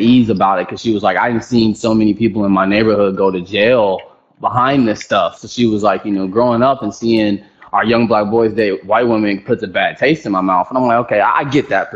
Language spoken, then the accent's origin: English; Houston, Texas, United States; I'm from Texas